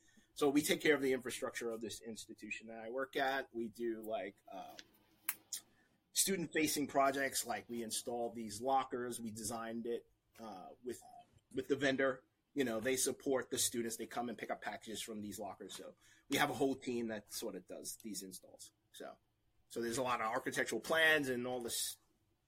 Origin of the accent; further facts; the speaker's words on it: New York City, New York, United States; moved away as an adult; now in New Jersey, United States; originally, I'm from New York, the Bronx